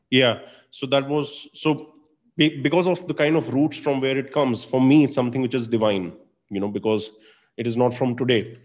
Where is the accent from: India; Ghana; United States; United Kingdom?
India; moved away as an adult; also born or lived in Dublin; growing up in India